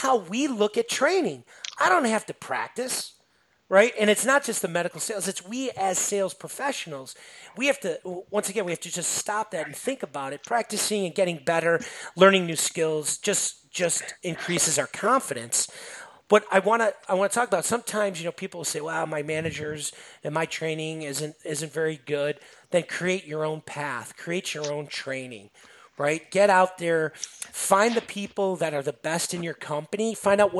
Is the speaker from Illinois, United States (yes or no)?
yes; Chicago, Illinois, United States; I'm from Chicago area